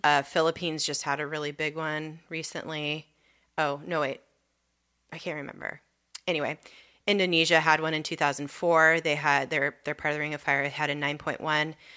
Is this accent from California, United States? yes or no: yes; Southern California, United States; moved away; growing up in Southern California